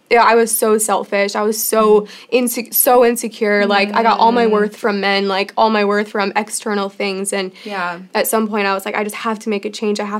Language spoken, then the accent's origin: English; Chicago, Illinois, United States; moved away as an adult; yeah, I came from Chicago, and I feel like no one wanted to date there.